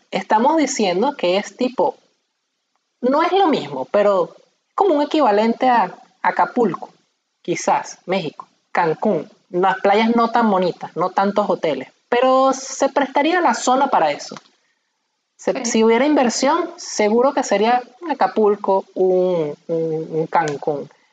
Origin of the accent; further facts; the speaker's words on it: Maracay, Aragua, Venezuela; now in Portugal; nosotros somos de Maracay y aquí en Portugal